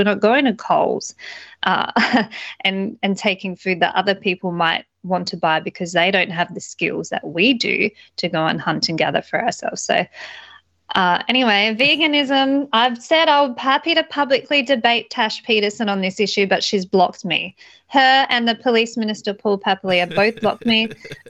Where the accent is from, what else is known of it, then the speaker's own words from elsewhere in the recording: Australia; they love me over there because obviously I'm an Aussie girl that loves guns, so, and freedom.